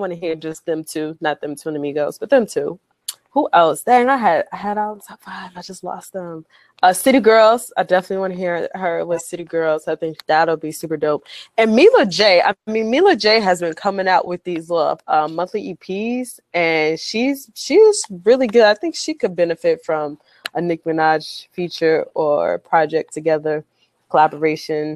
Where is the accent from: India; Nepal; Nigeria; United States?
United States; Chicago, Illinois; I'm from Chicago.